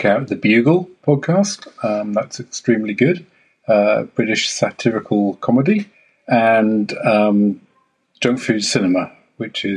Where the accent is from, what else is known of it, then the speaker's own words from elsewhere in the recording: Waikato, New Zealand; I'm from Waikato, New Zealand